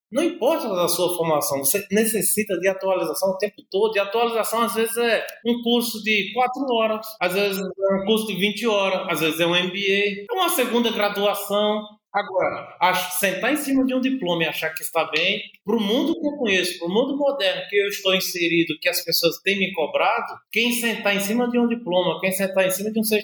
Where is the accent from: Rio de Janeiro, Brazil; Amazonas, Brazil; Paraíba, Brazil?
Paraíba, Brazil; now in São Paulo, Brazil; eu sou da Paraíba, cheguei em São Paulo com minha família